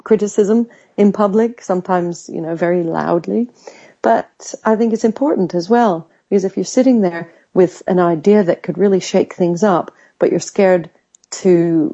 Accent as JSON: {"language": "English", "country": "United States", "tie": "born or raised there", "moved": "yes", "lives_now": "United Kingdom", "said": "I grew up in America where sometimes people might oversell themselves"}